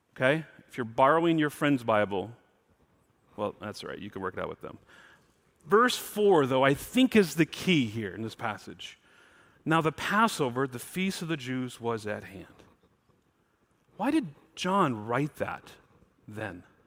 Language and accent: English; Mount Morris, Michigan, United States; now in Pacific Northwest, United States; I'm from Mount Morris